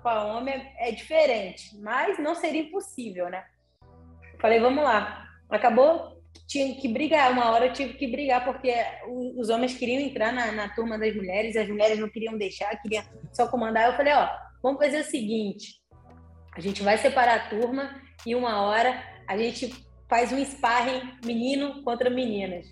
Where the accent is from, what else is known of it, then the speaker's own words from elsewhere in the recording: Salvador, Bahia, Brazil; moved away; also born or lived in Juiz de Fora; na cidade que eu fui morar em Juiz de Fora, né? Porque eu sou de Salvador